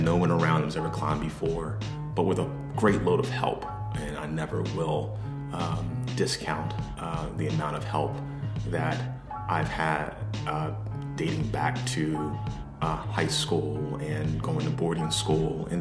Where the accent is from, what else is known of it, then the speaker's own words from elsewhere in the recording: Atlanta, Georgia, United States; I'm from Atlanta, Georgia, born and raised